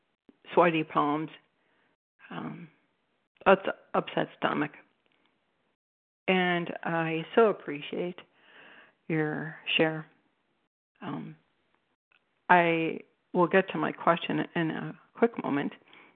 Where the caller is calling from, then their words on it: Cleveland, Ohio, United States; I'm calling you from Cleveland, Ohio.